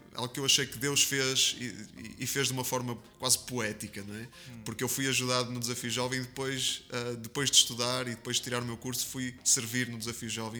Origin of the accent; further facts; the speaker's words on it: Porto, Norte, Portugal; eu nasci, nasci em Portugal, sou português, é, do Porto, é, tripeiro, de gema.